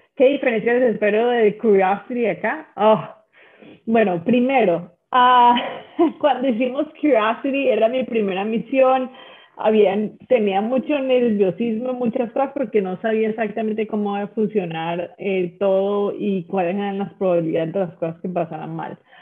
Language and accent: Spanish; Colombia; now in United States; yo nací en una situación en Colombia donde las cosas eran muy difíciles